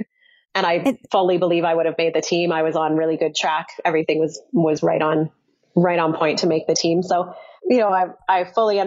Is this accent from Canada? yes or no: yes; Canada; as Canadian athletes